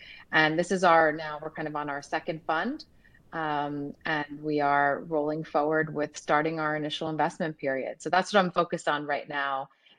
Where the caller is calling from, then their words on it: Dallas, Texas, United States; I am dialing from Dallas, Texas.